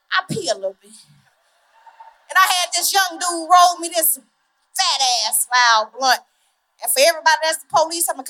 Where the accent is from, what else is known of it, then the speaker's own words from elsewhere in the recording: Lorman, Mississippi, United States; now in Austin, United States; I'm from Lorman, Mississippi.